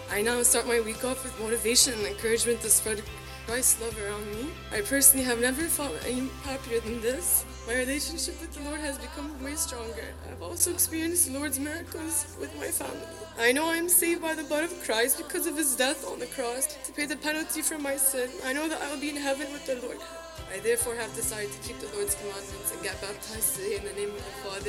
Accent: Canada; born there; I was born in Canada, but originally from the Middle East.

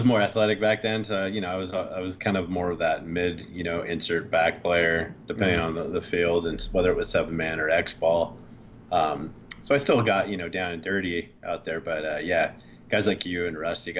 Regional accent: Huntington Beach, California, United States; also born or lived in Lake Tahoe; I was born and raised in Huntington Beach

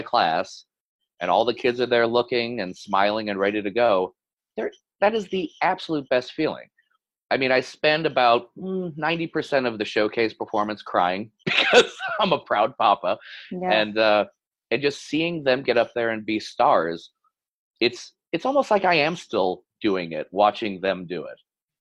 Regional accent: Michigan, United States; from Michigan.

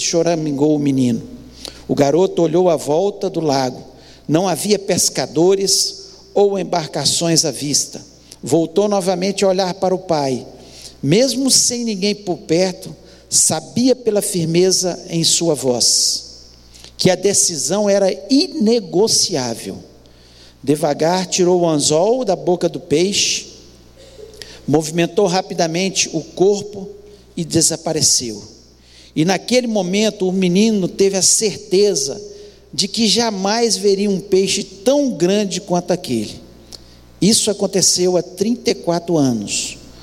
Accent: Brazil; Nós, como brasileiros, temos a mania de o jeitinho brasileiro

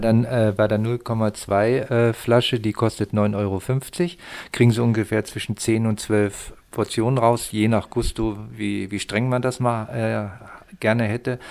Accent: the Harz, Lower Saxony, Germany; moved away; also born or lived in Mittenwald/Garmisch, Upper Bavaria; ich komme aus, ich komme aus Niedersachsen, aus dem Harz und bin schon über 40 Jahre

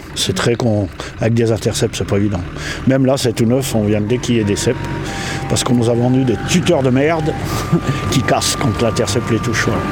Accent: Alsace, Grand Est, France; moved away; chez moi en Alsace

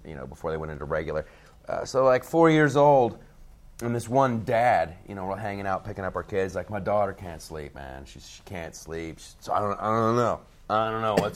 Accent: United States; I'm an American

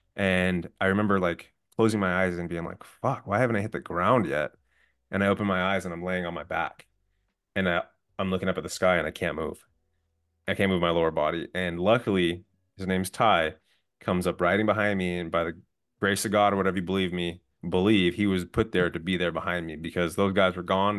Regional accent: outside of LA, Southern California, United States; also born or lived in San Diego; I'm originally from Southern California, grew up side, outside of L

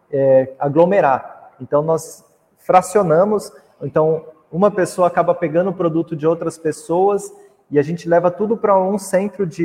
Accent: Mogi das Cruzes, São Paulo, Brazil; que sou de Mogi das Cruzes, ali da região de Itaiaçupeba

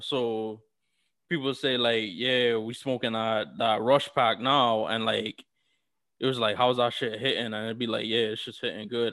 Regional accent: New York City, New York, United States; I'm from New York City

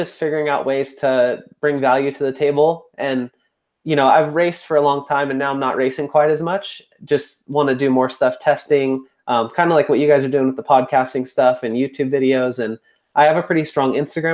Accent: Chico, California, United States; moved away as an adult; now in Boise, United States; I'm born and raised in Chico, California. And then I basically moved up to Boise, Idaho about a year and a half ago

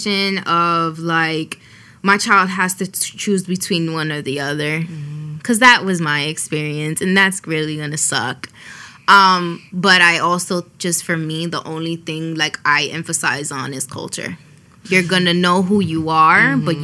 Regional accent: New York City, New York, United States; first language Spanish; English is a second language; growing up in the Bronx

